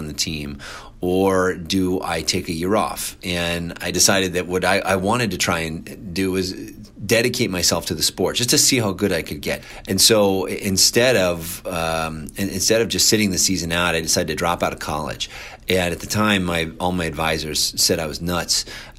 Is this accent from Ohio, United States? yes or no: yes; Cincinnati, Ohio, United States; moved away; I grew up in Cincinnati.